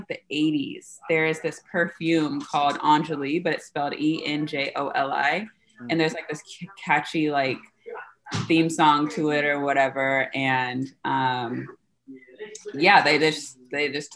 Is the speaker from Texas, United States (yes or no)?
no; Seattle, Washington, United States; I am a model born and raised in Seattle, Washington.